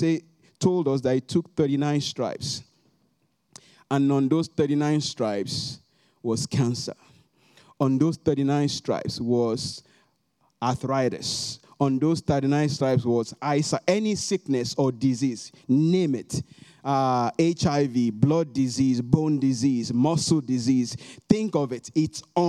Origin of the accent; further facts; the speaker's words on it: Nigeria; moved away as an adult; now in United States; if I want to talk about my home country, Nigeria